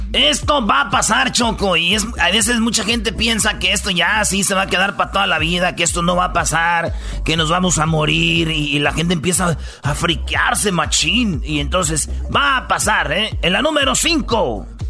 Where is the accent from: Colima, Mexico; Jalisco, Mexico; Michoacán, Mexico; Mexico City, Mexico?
Michoacán, Mexico; yo soy de Michoacán, somos del rancho